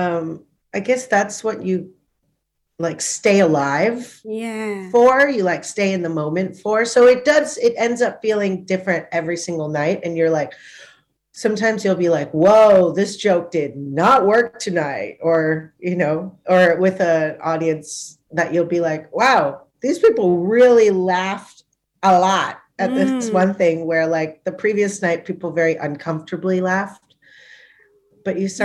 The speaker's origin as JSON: {"language": "English", "country": "Thailand", "tie": "born or raised there", "also_born_or_lived": "Punjab", "moved": "yes", "lives_now": "Melbourne, Australia", "said": "My family's Punjabi, but I grew up in Thailand"}